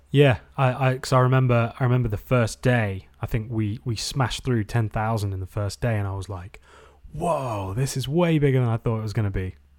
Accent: England, United Kingdom; also born or lived in Hermosa Beach, United States; now in United States; Growing up in England and going surfing in Newquay

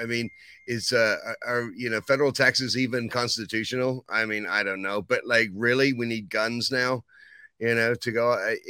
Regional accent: England, United Kingdom; Well, you know, I mean, I came from England, and, you know, when it comes to England and America and taxes, I think there's a history there.

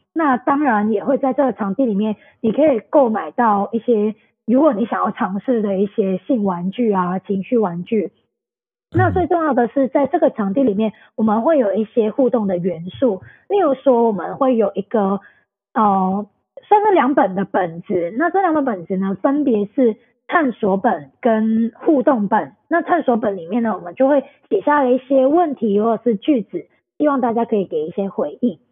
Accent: Hong Kong; also born or lived in Taipei, Taiwan; 那我是香港人

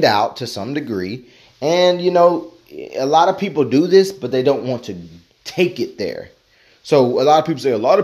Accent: Tennessee, United States; moved away; I am a Tennessean. I was born in Tennessee, spent some time in some other places

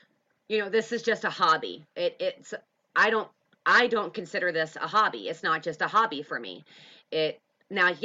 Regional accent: Pennsylvania, United States; moved away; we are from Pennsylvania

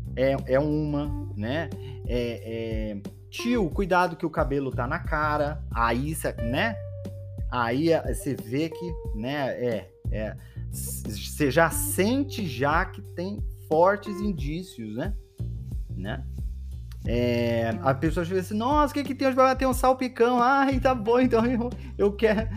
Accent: Belém, Pará, Brazil; moved away; eu nasci em Belém do Pará, não sei se vocês sabem disso, né? Eu nasci em Belém do Pará e Belém do Pará é quente o ano todo

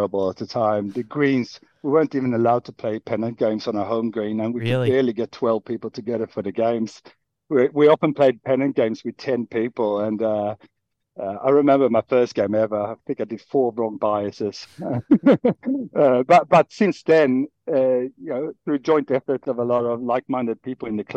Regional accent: Helsingborg, Skåne, Sweden; moved away as an adult; now in Sydney, Australia; I'm from a small town in the south called Helsingborg, very close to Denmark

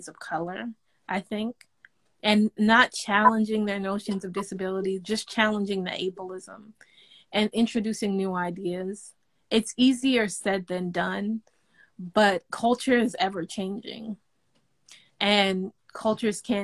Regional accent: Nigeria; I'm African, I'm Nigerian

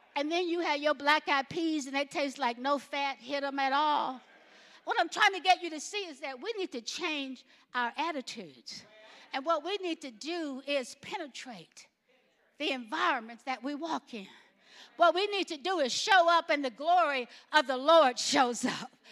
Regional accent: Alabama, United States; growing up in Alabama

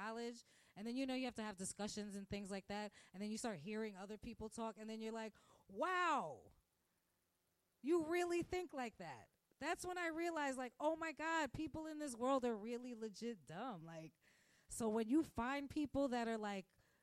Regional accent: New York City, New York, United States; moved away as an adult; now in Manhattan, United States; I grew up in Park Slope

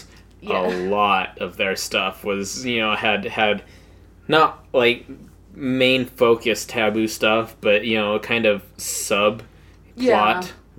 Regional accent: United States; because we're American

